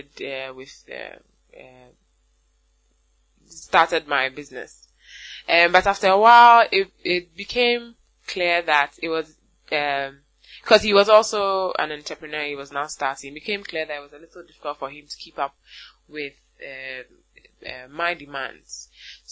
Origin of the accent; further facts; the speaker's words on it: Ghana; I am a Ghanaian woman, and I make natural bath and body products for African women